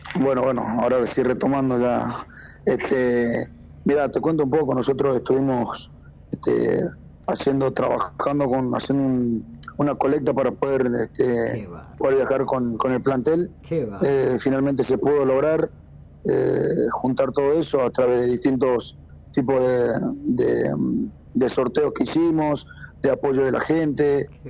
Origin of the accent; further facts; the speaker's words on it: Tucumán, Argentina; como tucumano